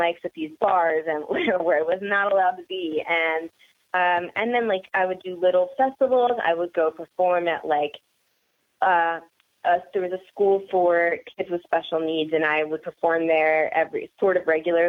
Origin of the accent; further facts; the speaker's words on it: Philadelphia, Pennsylvania, United States; I grew up until I was 15. I lived in Northeast Philadelphia, and then we moved to a suburb about an hour north